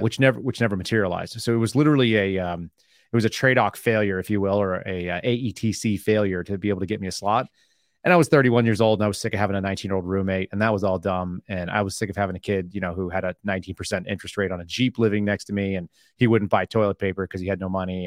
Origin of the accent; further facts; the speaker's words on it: Austin, Texas, United States; also born or lived in Oklahoma; I'm from Austin, Texas.